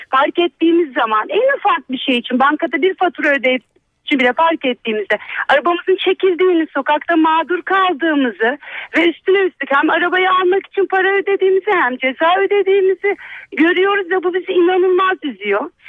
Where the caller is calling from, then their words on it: Istanbul, Turkey; … ben İstanbul'dan.